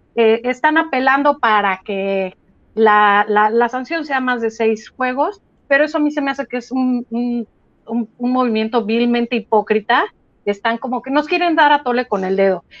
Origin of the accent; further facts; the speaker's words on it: Mexico; como mexicanas